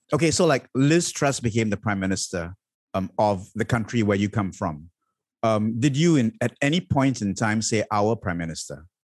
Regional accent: Malaysia; I have chosen to be, identify as Malaysian

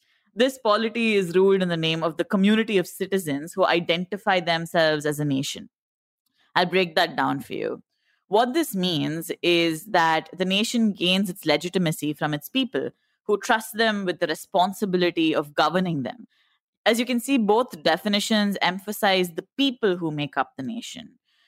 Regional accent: India; only thing that makes us Indian, apart from our passports, is the fact that we all believe that we're Indian. It's the fact that we all feel something when we sing the national anthem or watch the Indian cricket team.

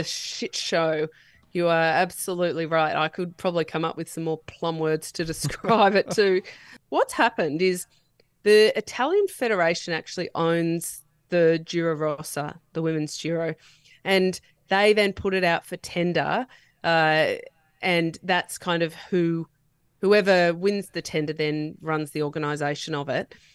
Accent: New South Wales, Australia; now in Queensland, Australia; even though I live in Queensland now, I am born and bred in New South Wales

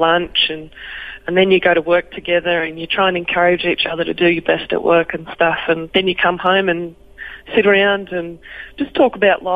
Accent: Canberra, Australian Capital Territory, Australia; moved away as an adult; also born or lived in Wollongong / Dubbo; I grew up in Canberra

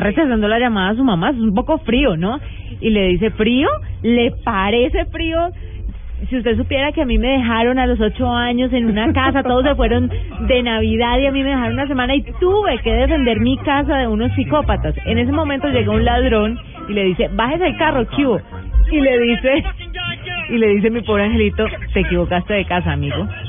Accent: Tuta, Boyacá, Colombia; moved away; Aposentos Tuta, mi pueblo

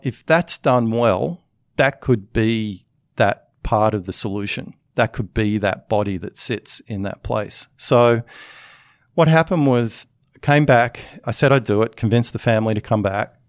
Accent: Australia; moved away as an adult; also born or lived in United States; as an Australian, I cared a lot about that enough to come back into the country

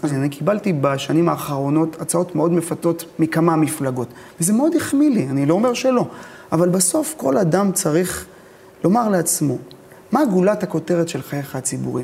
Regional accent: Ashkelon, Southern District, Israel; born or raised there

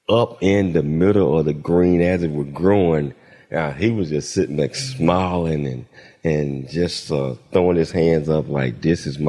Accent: Chattanooga, Tennessee, United States; moved away; my hometown, Chattanooga, Tennessee

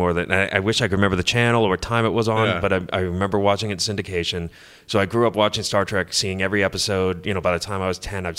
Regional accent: Massachusetts, United States; born or raised there

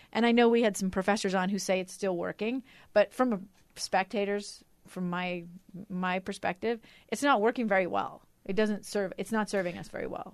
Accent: Alaska, United States; now in Utah, United States; I'm from Alaska

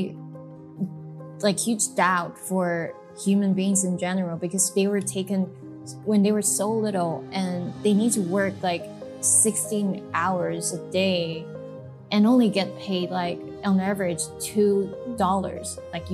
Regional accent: Kaohsiung, Taiwan; growing up in Kaohsiung, never been abroad

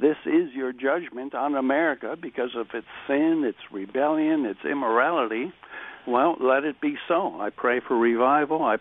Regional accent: United States; as an American

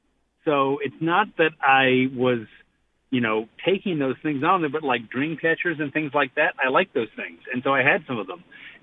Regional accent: the South, United States; now in Torrington, United States; being a Southerner

